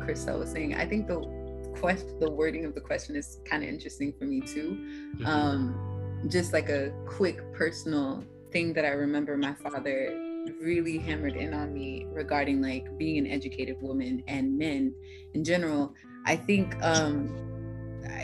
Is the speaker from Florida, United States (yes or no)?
no; New Orleans, Louisiana, United States; now in Maryland, United States; I'm originally from New Orleans